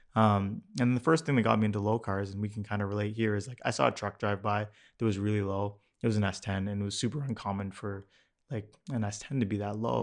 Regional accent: Mississauga, Ontario, Canada; I grew up in Streetsville in Mississauga

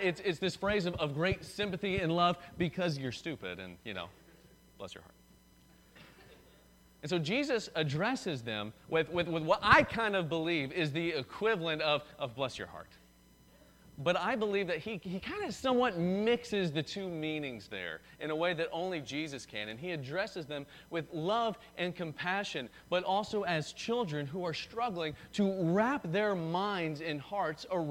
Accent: the South, United States; I'm from the South

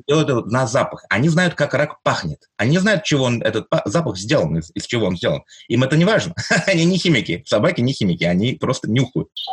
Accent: Greece; also born or lived in Moscow, Russia; now in United States; Я родился в Москве, вырос в Греции и работаю в MIT эм в Америке ученым.

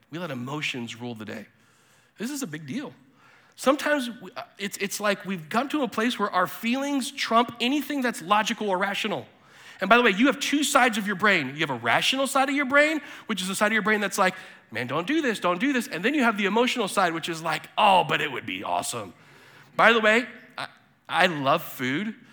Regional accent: Bolivia; also born or lived in South America; I was born in 1980 in Bolivia and lived in South America in the 80s and 90s.

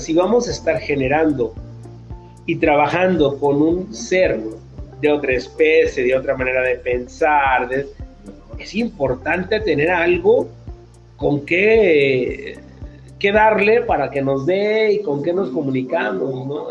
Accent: Mexico; como decimos acá en, en México, las pilas o las baterías

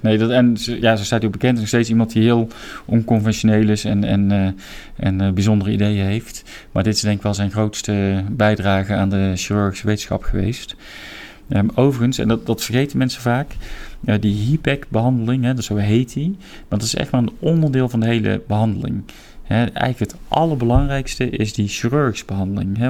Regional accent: Roosendaal, North Brabant, Netherlands; moved away as an adult; also born or lived in Breda / Nijmegen / Seattle / Eindhoven; ik ben in 1971 ben ik geboren in Breda. Eh, maar ik ben opgegroeid in Roosendaal

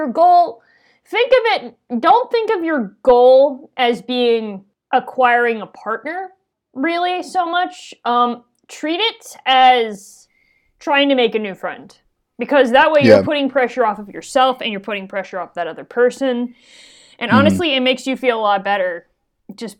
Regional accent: Northeast, United States; I'm from the Northeast

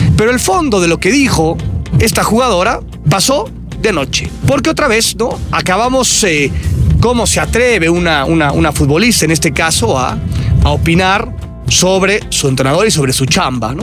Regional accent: Naucalpan, State of Mexico, Mexico; en mi pueblo, en mi pueblo satélite capital del mundo.

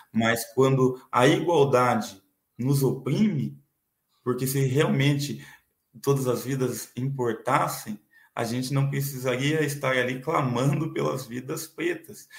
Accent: São Paulo, Brazil; Eu nasci em São Paulo

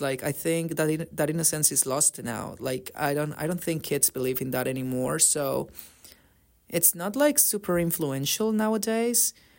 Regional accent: Colombia; now in Canada; I come from Colombia

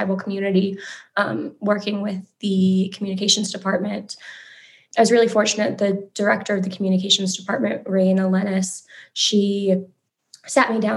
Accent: Prairie Island, Minnesota, United States; now in Cottage Grove, United States; I'm Bedewakanton Dakota from Prairie Island, and I am joining you from Cottage Grove.

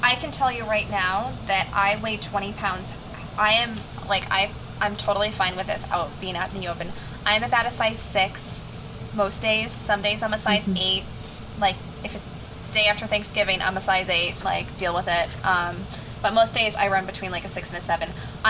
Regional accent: England, United Kingdom; I'm British. Yes, I'm yes, my parents are Japanese, but I'm from England.

